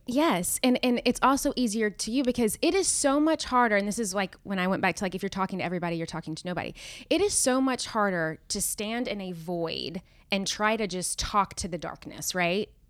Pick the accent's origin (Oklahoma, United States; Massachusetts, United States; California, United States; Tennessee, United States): Tennessee, United States; Nashville; moved away as an adult; also born or lived in Knoxville, Tennessee / New York; I'm originally from Nashville